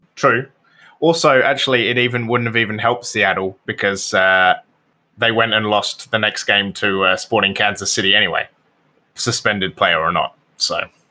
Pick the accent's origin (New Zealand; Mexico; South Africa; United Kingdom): United Kingdom; I'm British